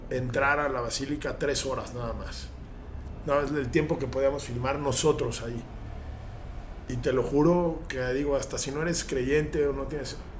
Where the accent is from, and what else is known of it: Mexico